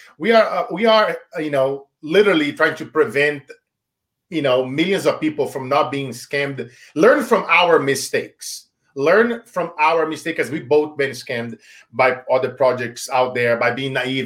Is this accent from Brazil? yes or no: yes; Brazil; moved away; when I was a child growing up in Brazil